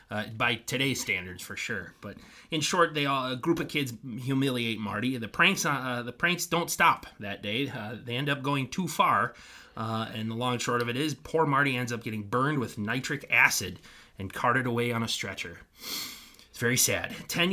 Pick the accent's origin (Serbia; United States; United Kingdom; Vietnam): United Kingdom; England; English. Actually, I'm English.